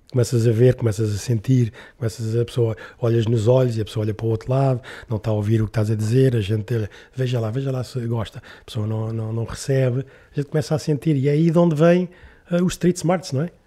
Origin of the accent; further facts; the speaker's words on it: Lisbon, Portugal; eu nasci em Lisboa ali na, e vivi ali na, em Alvalade, ao pé do Campo Grande